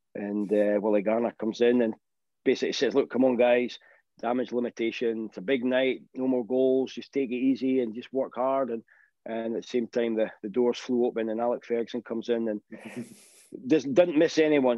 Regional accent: Aberdeen, Scotland, United Kingdom; I grew up in Aberdeen

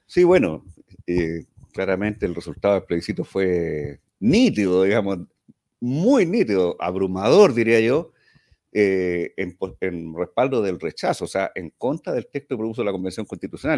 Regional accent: Valparaíso, Chile; en Valparaíso, yo soy porteño

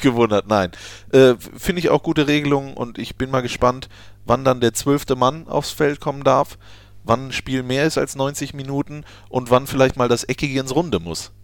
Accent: Düsseldorf, North Rhine-Westphalia, Germany; moved away; Ich bin in Düsseldorf geboren.

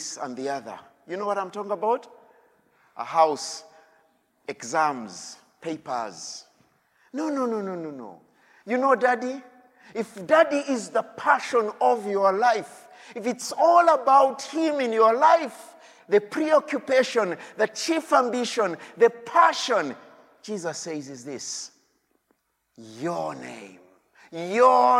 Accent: Uganda; I come from Uganda

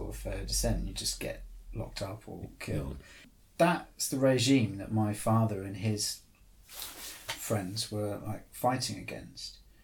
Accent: Torbay, South West England, United Kingdom; moved away; I grew up in Devon.

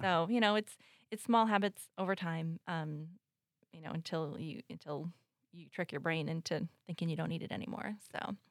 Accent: United States; moved away; I grew up in the Quad Cities, but I moved away, um, for twenty-five years

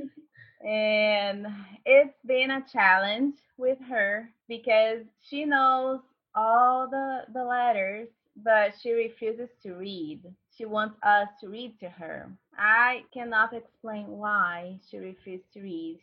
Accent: Brazil; English is a second language; moved away as an adult; also born or lived in Indiana; now in United States; I'm from Brazil

